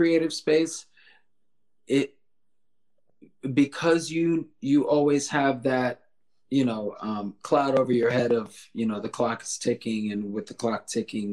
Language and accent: English; South Florida, United States; we're from South Florida